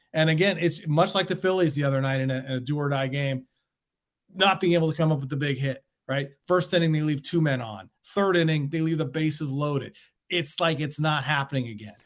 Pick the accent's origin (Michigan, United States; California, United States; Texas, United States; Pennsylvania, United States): California, United States; Bay Area; growing up in Pac twelve country here in the Bay Area with Cal and Stanford